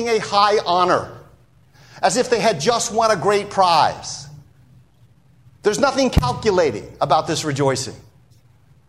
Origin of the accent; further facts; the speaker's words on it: United States; being an American